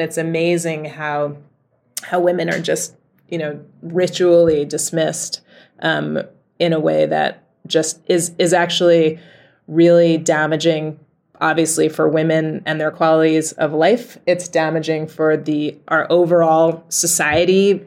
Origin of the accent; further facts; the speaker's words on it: New York City, New York, United States; moved away as an adult; now in Rotterdam, Netherlands; I was in the middle of New York City.